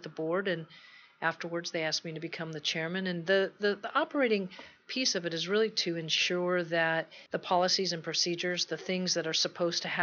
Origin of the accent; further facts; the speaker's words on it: Texas, United States; moved away; I'm from Texas, if you picked up a little bit of an accent